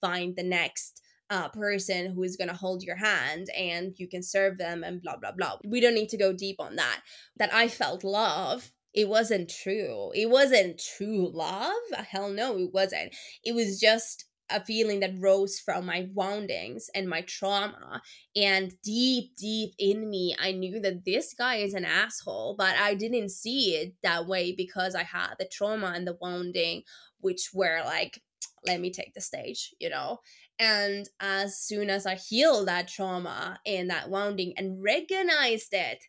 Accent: Luxembourg; born there; first language French; English is a second language; Just a funny fact, I was born in Luxembourg. So the first language I ever heard was French. And then of course I was raised by Finnish family. So that became the second language.

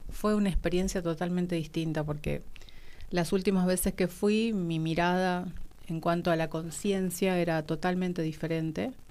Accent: Salta, Argentina; now in Buenos Aires, Argentina; Yo soy de Salta y vivo hace como más de 25 años acá en Buenos Aires.

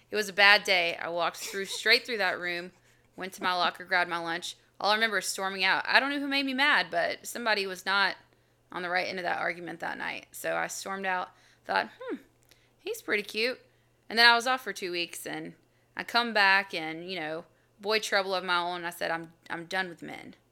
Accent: Albany, United States; moved away; I'm from Albany

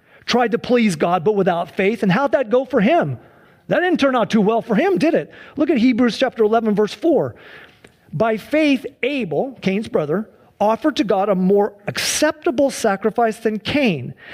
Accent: United States; We have been living as American Christians, as Americans

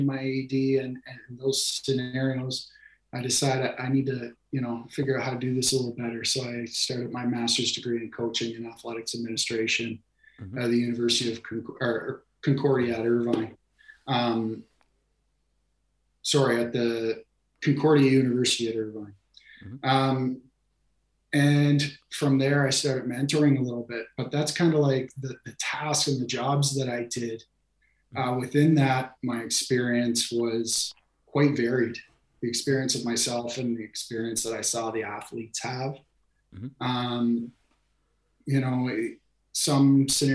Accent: New Brunswick, Canada; moved away as an adult; also born or lived in China; I grew up in Canada and did my undergraduate and graduate degree in education out of the East Coast of Canada. I'm from New Brunswick

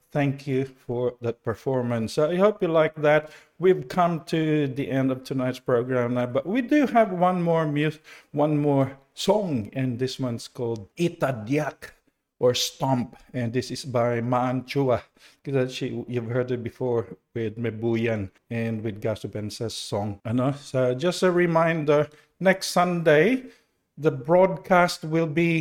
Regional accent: Mindanao, Philippines; now in Australia; growing up in Mindanao

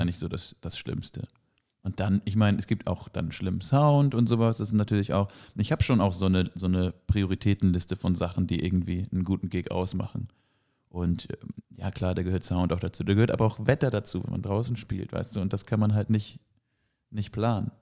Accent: Flensburg, Schleswig-Holstein, Germany; in meiner Heimatstadt und um meine Heimatstadt in Flensburg rum.

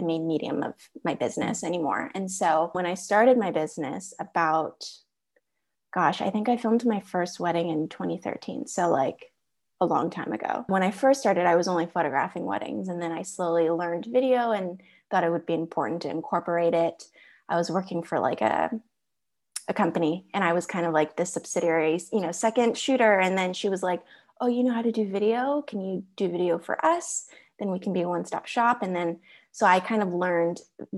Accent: Orange County, California, United States; I am pretty much a California native. A lot of my family live in Texas, but I've lived in California, the majority of my life, majority of adulthood.

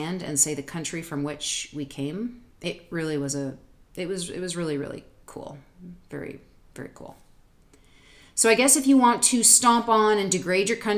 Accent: Toronto, Ontario, Canada; moved away as an adult; also born or lived in New York City / Southwest Missouri; now in United States; Toronto, Canada. I was born at St. Joseph's Hospital

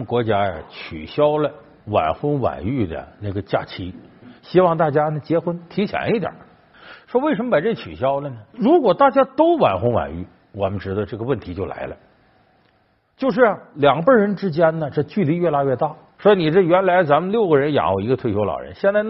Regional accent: China; 我们中国人现在平均寿命到了七十岁了

